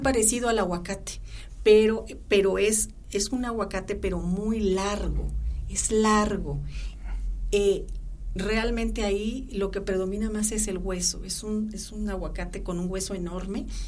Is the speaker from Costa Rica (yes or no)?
no; Cosolapa, Oaxaca, Mexico; mi pueblo, Yo soy de Cozolapa, Oaxaca